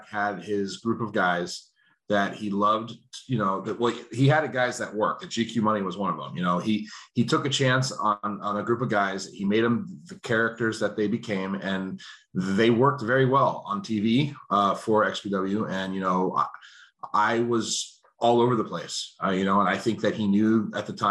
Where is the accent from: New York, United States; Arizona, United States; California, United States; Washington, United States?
California, United States; Simi Valley; my hometown of Simi Valley, California